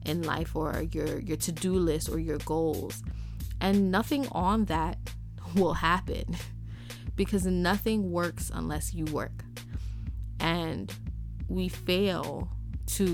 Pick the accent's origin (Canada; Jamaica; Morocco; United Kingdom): Jamaica; moved away; I'm from Jamaica